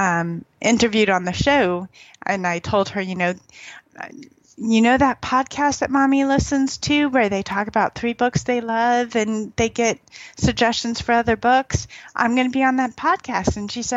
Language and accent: English; Texas, United States; I grew up in Texas. My husband's from Louisiana. We spent time in Birmingham. I love the South.